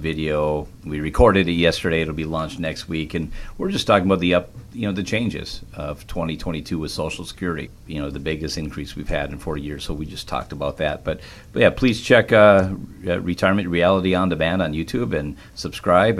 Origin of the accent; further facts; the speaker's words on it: Minnesota, United States; now in Wisconsin, United States; I live in Wisconsin, but I grew up in Minnesota majority of my life